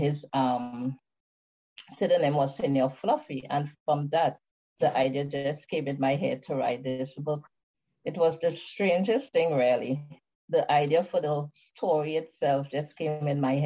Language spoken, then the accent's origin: English; Trinidad & Tobago; I'm from the beautiful Caribbean island of Trinidad and Tobago, where I live now.